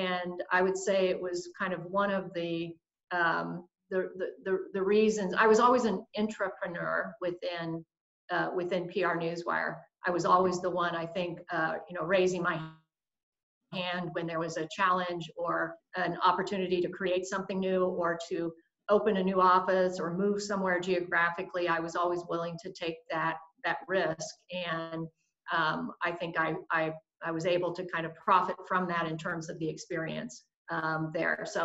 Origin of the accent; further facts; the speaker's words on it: Kansas City, Missouri, United States; moved away as an adult; also born or lived in California / New York / London; I'm actually in Kansas City, Missouri, which is in the what they call the heartland of the United States. And this is where I grew up.